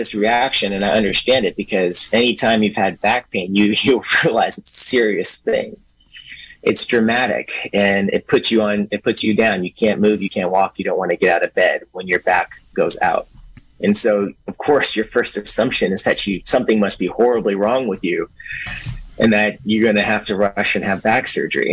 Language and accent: English; Berkeley, California, United States; also born or lived in New York City, United States; now in Willits, United States; And I'm originally from Berkeley. That's where I grew up